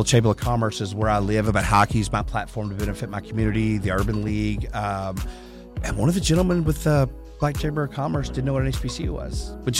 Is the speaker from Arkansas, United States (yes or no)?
yes; Harrison, Arkansas, United States; Arkansas. Harrison, Arkansas.